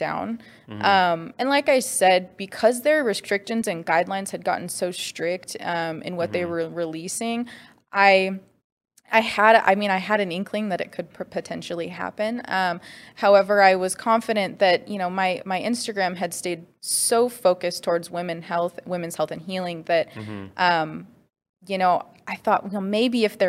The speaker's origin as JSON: {"language": "English", "town": "Spokane", "region": "Washington", "country": "United States", "tie": "born or raised there", "said": "was born and raised in Spokane, Washington"}